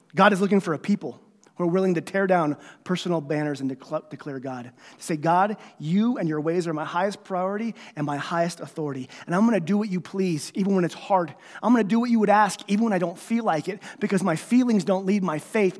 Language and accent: English; United States; I'm a citizen of heaven before I'm an American